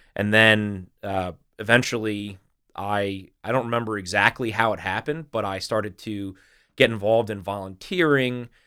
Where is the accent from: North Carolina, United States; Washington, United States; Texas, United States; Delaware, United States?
Delaware, United States; also born or lived in Little Rock, Arkansas; I'm I'm pretty much a Delawarean